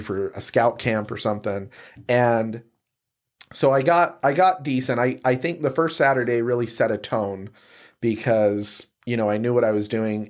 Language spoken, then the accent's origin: English; Salt Lake City, Utah, United States; I'm from Salt Lake City, um, you know, born and raised